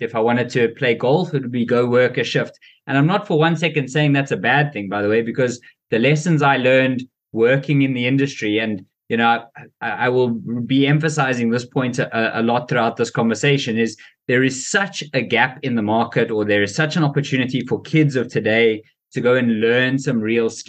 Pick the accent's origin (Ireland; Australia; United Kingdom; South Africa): South Africa; I had a really, really great life growing up in South Africa.